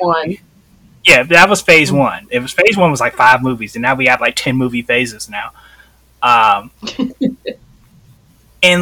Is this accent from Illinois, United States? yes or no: yes; Chicago, Illinois, United States; I grew up in Chicago